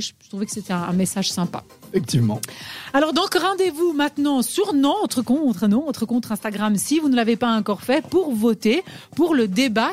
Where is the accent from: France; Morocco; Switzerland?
Switzerland; chez nous en Suisse